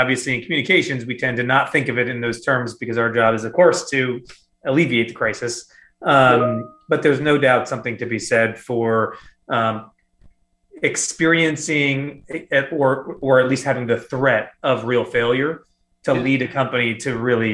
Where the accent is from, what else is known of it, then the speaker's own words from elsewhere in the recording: Iowa, United States; moved away; my home state of Iowa.